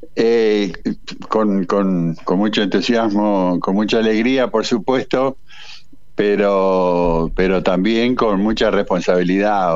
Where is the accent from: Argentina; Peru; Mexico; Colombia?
Argentina; Paraná, Entre Ríos; moved away as an adult; Yo soy de Paraná, pero a los 20 años me fui eh, me fui de Paraná eh, eh, y, mi, vida de gurí fue en el río